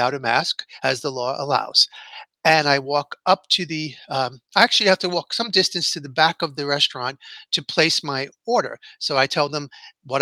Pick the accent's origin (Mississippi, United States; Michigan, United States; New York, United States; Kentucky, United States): New York, United States; New York City; my hometown